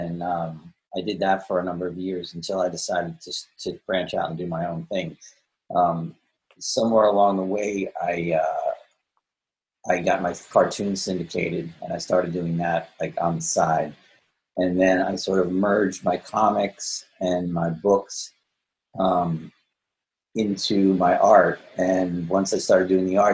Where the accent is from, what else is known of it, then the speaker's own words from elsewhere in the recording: Holmdel, New Jersey, United States; moved away as an adult; also born or lived in Manhattan, New York; now in Aberdeen, United States; I was born in Jersey City, but then shortly after that, we moved to Homedale